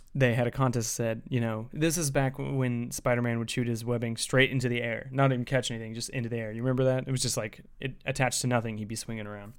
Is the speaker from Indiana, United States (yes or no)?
yes; Indiana, United States